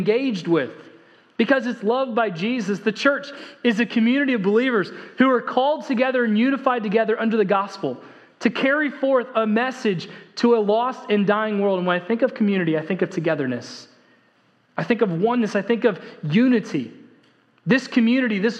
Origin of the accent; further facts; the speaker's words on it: United States; I am an American